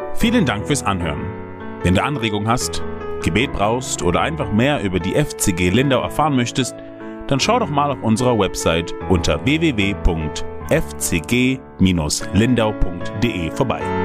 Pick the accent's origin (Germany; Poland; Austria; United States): United States; moved away; in den USA, wo ich aufgewachsen bin